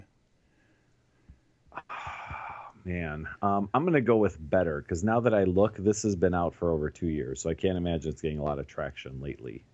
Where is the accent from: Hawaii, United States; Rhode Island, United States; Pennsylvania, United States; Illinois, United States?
Illinois, United States; Chicago; I, I grew up in Chicago